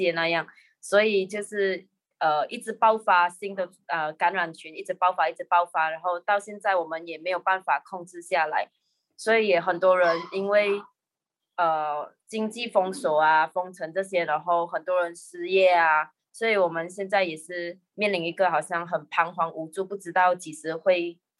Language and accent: Chinese; Malaysia; 我是来自马来西亚的药师，